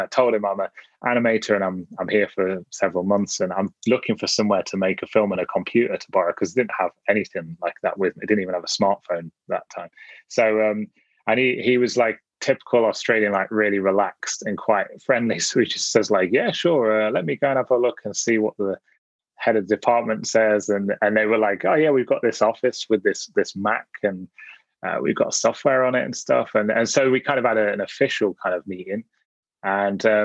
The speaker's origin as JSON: {"language": "English", "area": "Nottinghamshire", "region": "East Midlands", "country": "United Kingdom", "tie": "born or raised there", "moved": "yes", "lives_now": "Manchester, United Kingdom", "said": "I was born in Nottinghamshire, in the middle of the country."}